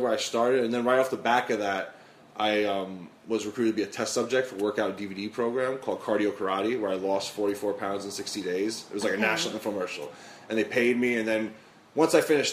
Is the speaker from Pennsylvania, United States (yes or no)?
no; New York City, New York, United States; I'm born and raised in the Bronx here in New York City